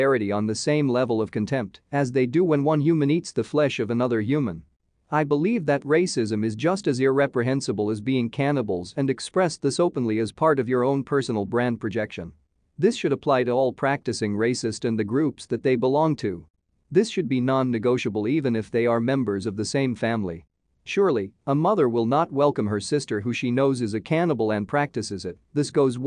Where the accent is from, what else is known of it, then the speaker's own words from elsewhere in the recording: South Africa; as a South African who lived under apartheid